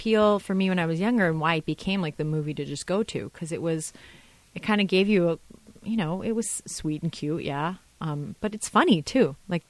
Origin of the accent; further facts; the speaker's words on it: Orlando, Florida, United States; Just, yeah. No, we're from Orlando.